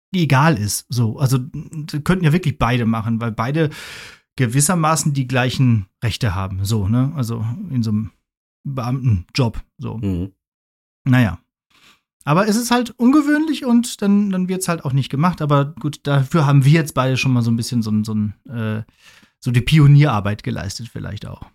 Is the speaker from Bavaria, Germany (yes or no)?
no; Ruhr area, North Rhine-Westphalia, Germany; moved away; in 60 Kilometer entfernte Ruhrgebiet, in den Pott, aus dem ich auch komme